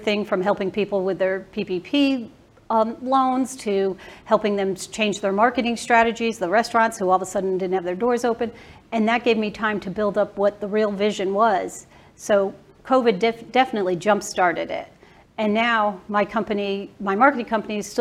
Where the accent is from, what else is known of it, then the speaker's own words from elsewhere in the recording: Bridgeport, Connecticut, United States; now in Dallas, United States; I grew up in Bridgeport, Connecticut